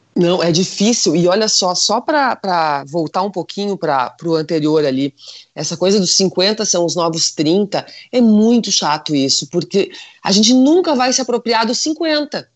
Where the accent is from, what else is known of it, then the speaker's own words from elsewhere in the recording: Rio Grande do Sul, Brazil; aqui no Rio Grande do Sul, que nós somos italianos, alemães, polacos